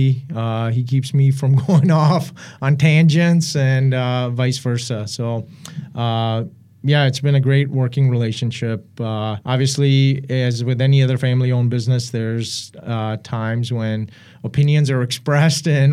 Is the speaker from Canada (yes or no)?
no; Pakistan; moved away; My father's from Afghanistan. I was born in Pakistan. My mother's from India